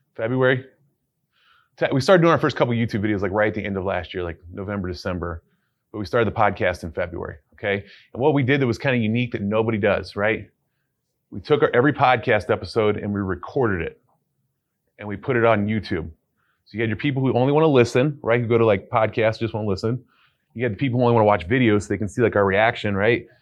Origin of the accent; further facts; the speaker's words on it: Cleveland, Ohio, United States; I'm from Cleveland